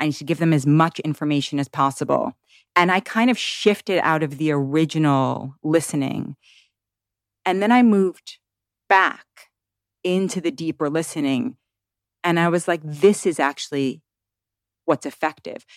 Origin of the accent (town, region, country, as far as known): New York City, New York, United States; born or raised there; moved away as an adult; now in Tennessee, United States